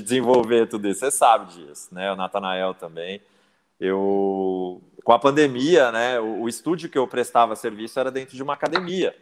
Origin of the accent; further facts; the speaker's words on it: São Paulo, Brazil; moved away as an adult; now in Minas Gerais, Brazil; Eu mudei para Minas há 11 anos, né? Eu sou de São Paulo, capital